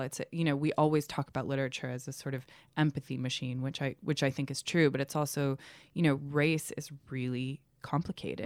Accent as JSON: {"language": "English", "country": "United States", "tie": "born or raised there", "moved": "yes", "said": "Growing up in America"}